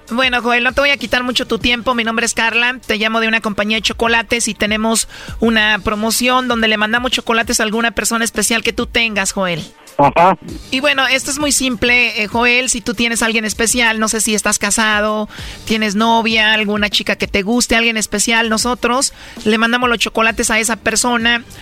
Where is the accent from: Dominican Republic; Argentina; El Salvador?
El Salvador; accent: Central American; Soy salvadoreña.